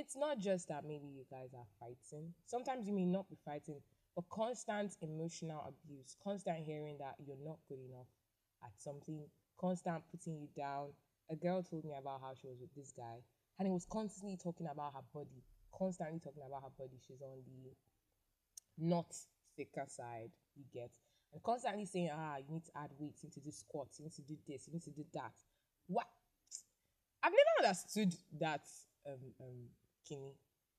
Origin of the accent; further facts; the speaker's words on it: Nigeria; I live in Nigeria. I am from Nigeria